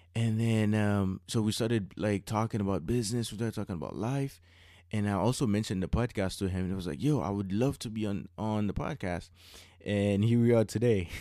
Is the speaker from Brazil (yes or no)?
no; Haiti; English is a second language; So growing up in Haiti, uh, although we speak French, mm-hmm. uh, we mm-hmm. will speak two languages, uh, French and and and, and Creole.